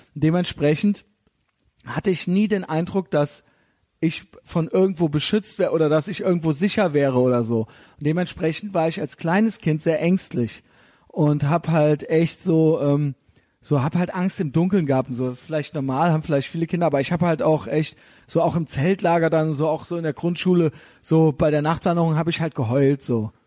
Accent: Koblenz, Rhineland-Palatinate, Germany; moved away as an adult; now in Berlin, Germany; da, wo ich herkomme, also so in Koblenz-Neuwied

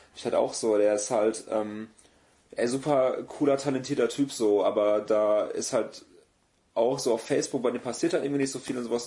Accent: Gummersbach, North Rhine-Westphalia, Germany; also born or lived in Neuss; now in Cologne, Germany; gebürtiger Neusser und aufgewachsen im schönen Gummersbach

